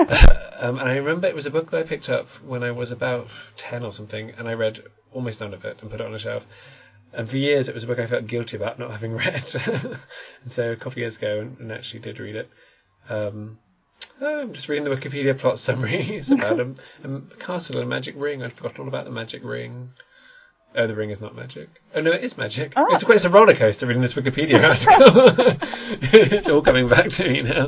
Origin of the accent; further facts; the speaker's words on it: Worcestershire, West Midlands, United Kingdom; I moved at seven to the Worcestershire countryside